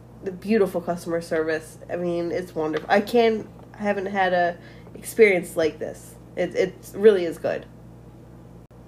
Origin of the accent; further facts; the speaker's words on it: Pennsylvania, United States; We're from Pennsylvania, so in Philly we have certain phrases like John, J-A-W-N